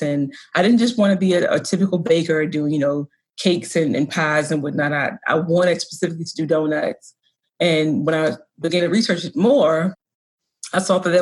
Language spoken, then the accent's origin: English; the South, United States; moved away as an adult; also born or lived in DMV; now in Baltimore, United States; I grew up in the South. I went to school in the Deep South and decided to return to the DMV when I graduated.